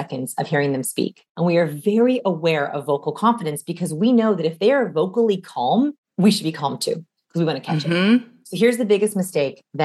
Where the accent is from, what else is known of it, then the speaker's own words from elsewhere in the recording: Los Angeles, California, United States; I'm from Los Angeles.